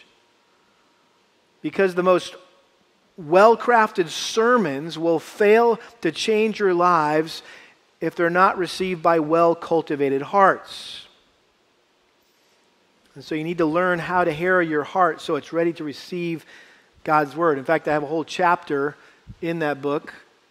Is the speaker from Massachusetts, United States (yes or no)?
yes; Massachusetts, United States; a young boy growing up in Massachusetts